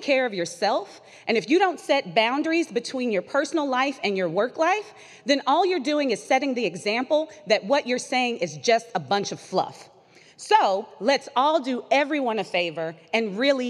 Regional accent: the South, United States; as a Southerner

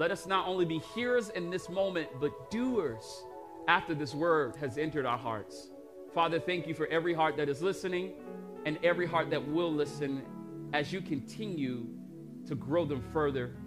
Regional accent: United States; I'm an American.

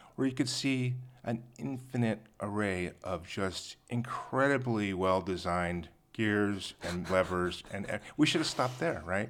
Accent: La Jolla, California, United States; I grew up in La Jolla

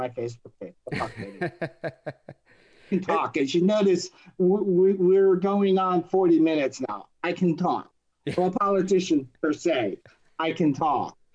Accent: New Jersey, United States; moved away; also born or lived in Minnesota / Nashville; I'm from Jersey.

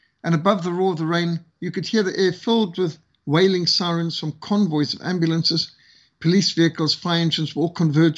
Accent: Cape Town, Western Cape, South Africa; Cape Town, my hometown

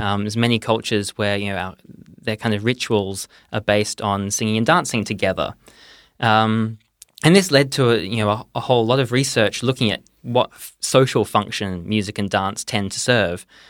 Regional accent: Perth, Western Australia, Australia; moved away as an adult; now in Oxford, United Kingdom; I am originally from Perth

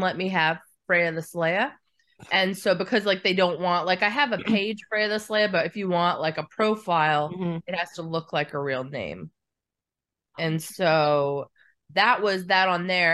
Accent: Alaska, United States; born or raised there

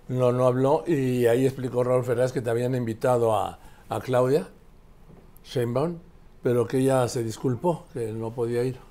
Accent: Mexico; also born or lived in Madrid; Soy mexicano, pero el nacimiento soy madrileño

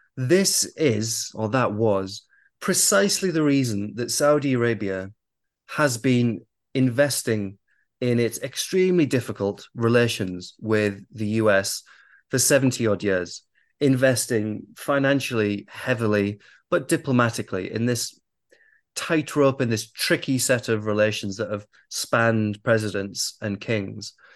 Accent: United Kingdom; I am raised in the West. I am I'm British

